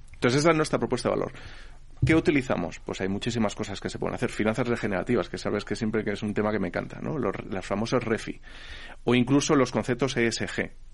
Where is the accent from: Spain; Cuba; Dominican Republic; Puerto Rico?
Spain; esto es en España, que somos un país europeo que somos, se supone que bastante avanzados